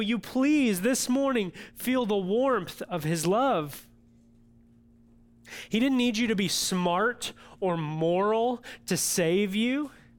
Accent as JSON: {"language": "English", "region": "Illinois", "country": "United States", "said": "And now I know we're from Central Illinois, most of us"}